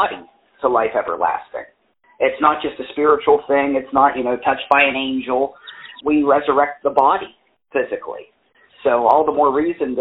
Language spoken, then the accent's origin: English; West Virginia, United States; also born or lived in Columbus, Ohio / South Lyon, Michigan; Born and raised in West Virginia